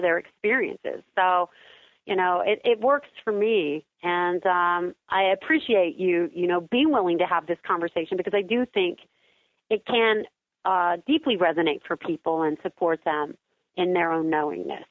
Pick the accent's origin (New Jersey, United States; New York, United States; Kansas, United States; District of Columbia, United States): Kansas, United States; I am from Kansas.